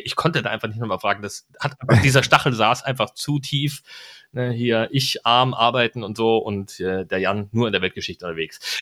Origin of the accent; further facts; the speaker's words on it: East Germany, Germany; moved away; mein Herz schlägt Ostdeutsch. Ich mag die Leute dort, ich komme aus der Ecke